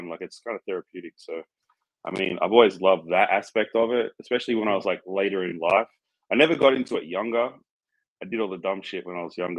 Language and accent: English; outside of Sydney, New South Wales, Australia; moved away as an adult; also born or lived in Gold Coast, Queensland; now in United States; I grew up in Australia outside of Sydney. And then when I was about 15, I moved to the Gold Coast